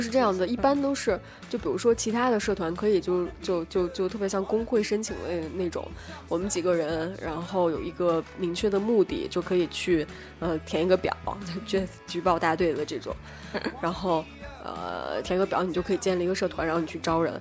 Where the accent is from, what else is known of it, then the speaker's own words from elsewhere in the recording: Northeast China, China; moved away as an adult; also born or lived in Shandong; 然后我是东北的